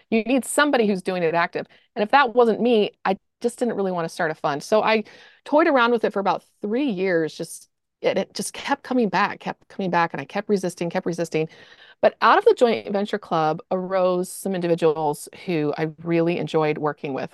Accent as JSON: {"language": "English", "town": "Austin", "region": "Texas", "country": "United States", "also_born_or_lived": "Salt Lake City", "moved": "as an adult", "said": "So we're from Austin. We lived there for twenty years."}